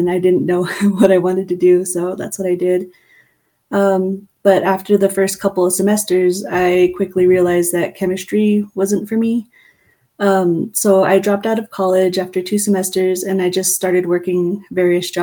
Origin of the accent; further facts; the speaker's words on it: Farmington, New Mexico, United States; also born or lived in Fort Defiance, Arizona; I was born in Fort Defiance, Arizona, but my mom's family is from Crystal, New Mexico. My mom raised my younger sister and I in Farmington, New Mexico. So that's where I grew up